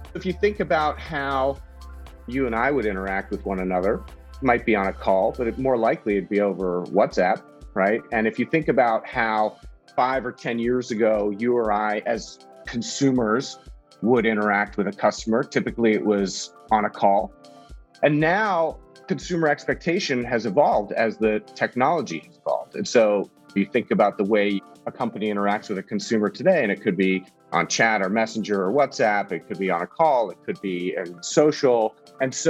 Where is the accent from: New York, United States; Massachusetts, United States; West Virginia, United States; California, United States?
California, United States; moved away as an adult; now in Singapore; I'm from California